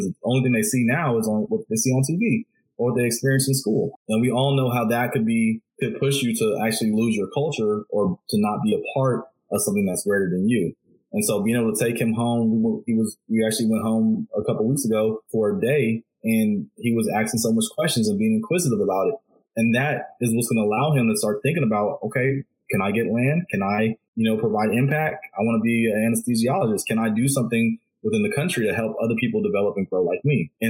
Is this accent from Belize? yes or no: yes; Belize; yeah, bro, you know, I'm from Belize, whatever.